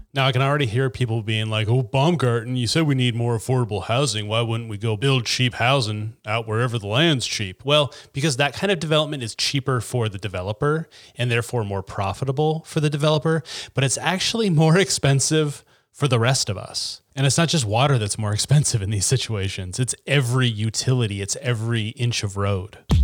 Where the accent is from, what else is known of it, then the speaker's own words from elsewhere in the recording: Chattaroy, Washington, United States; I grew up in Chatteroy